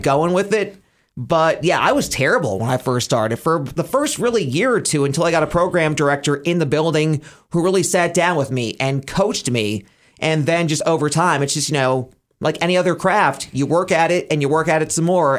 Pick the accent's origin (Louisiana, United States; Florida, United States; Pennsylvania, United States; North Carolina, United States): Pennsylvania, United States; Scranton; moved away as an adult; also born or lived in Elmira, New York / State College, Pennsylvania; Cumulus Radio in Scranton, Wilkes-Barre, my hometown